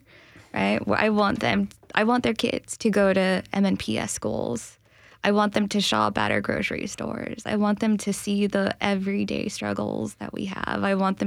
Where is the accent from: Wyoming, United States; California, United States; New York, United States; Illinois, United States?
California, United States; now in Nashville, United States; That's correct.